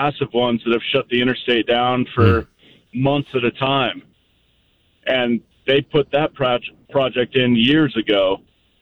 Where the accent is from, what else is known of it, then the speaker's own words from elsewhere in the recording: Montana, United States; I grew up in Montana